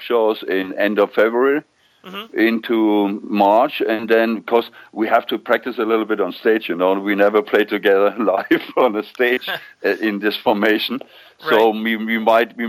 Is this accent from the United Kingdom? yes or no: no; near Nuremberg, Bavaria, Germany; English is a second language; moved away as an adult; also born or lived in Solingen; now in Hanover, Germany; my hometown next to Nuremberg